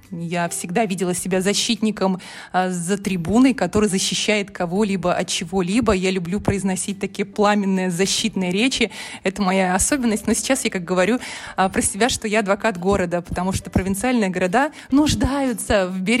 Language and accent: Russian; Minsk, Belarus; now in Tomsk, Russia; я из Минска приехала в Томск.